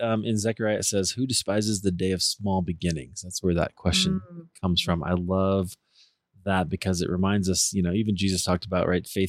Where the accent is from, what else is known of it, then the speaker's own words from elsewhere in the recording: Midwest, United States; as a Midwesterner